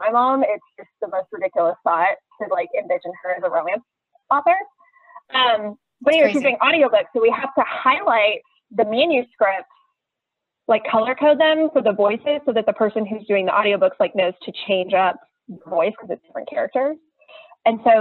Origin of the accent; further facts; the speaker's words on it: Dallas, Texas, United States; moved away as an adult; also born or lived in College Station, Texas; now in Spring, United States; my husband and I are both from Dallas, went to high school together.